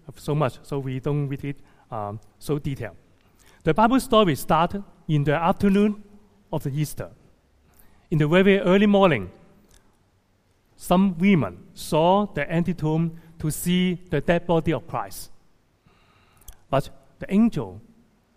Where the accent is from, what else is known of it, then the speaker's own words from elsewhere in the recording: Hong Kong; also born or lived in Toronto, Canada; returning to my hometown, Hong Kong, to serve in 2012